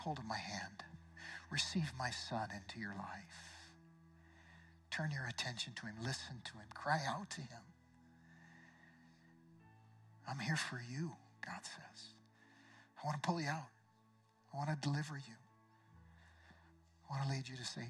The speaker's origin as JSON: {"language": "English", "town": "Eugene", "region": "Oregon", "country": "United States", "tie": "born or raised there", "said": "my hometown of Eugene"}